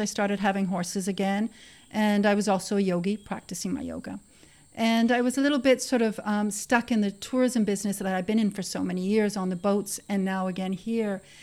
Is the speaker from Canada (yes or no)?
yes; Canada; now in Costa Rica; I was born in Canada, of course, and I grew up with horses in the country.